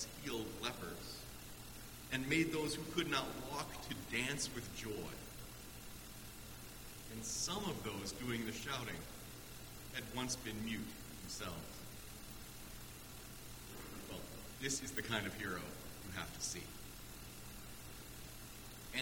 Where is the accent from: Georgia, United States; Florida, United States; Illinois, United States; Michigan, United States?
Illinois, United States; Chicago; my hometown of Chicago